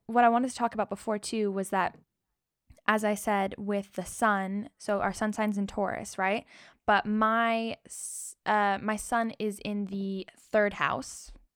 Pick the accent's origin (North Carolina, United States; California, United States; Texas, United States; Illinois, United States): California, United States; Rancho Mirage; now in London, United Kingdom; I was born in Rancho Mirage, California, and now I'm in London